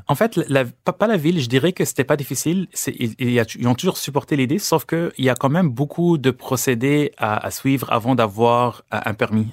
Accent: Lebanon; born or raised there; now in Canada

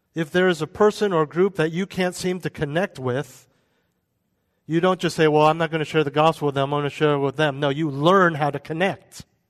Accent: United States; we're American

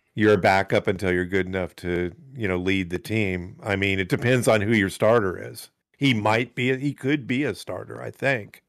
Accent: United States; we're American

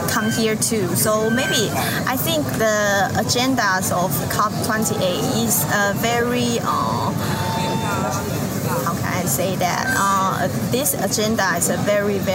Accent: Taiwan; I'm from Taiwan and work at Mom Loves Taiwan

